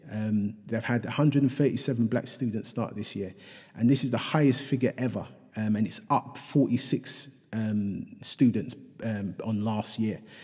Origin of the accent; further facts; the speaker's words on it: London, United Kingdom; in Hackney, um, my, my, my hometown, um, which I, which I love dearly